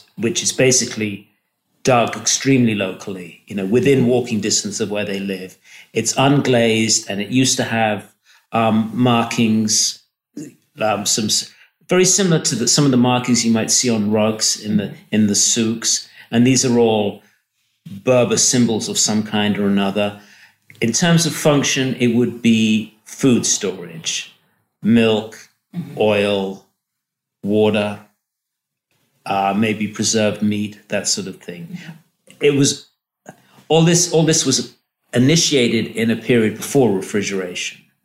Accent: England, United Kingdom; moved away as an adult; now in Morocco; I was born in England, and I have an undergraduate degree in ceramics from an art school in England, Bristol School of Art

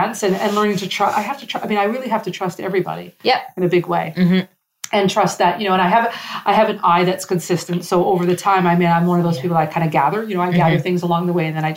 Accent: Canada; now in Morocco; my French is pretty much non-existent, sadly, as a Canadian

